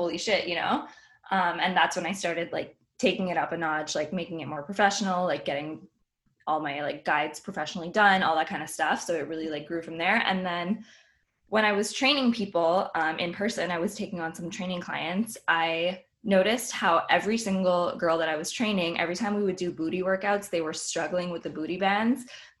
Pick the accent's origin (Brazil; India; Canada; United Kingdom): Canada; Montreal, Quebec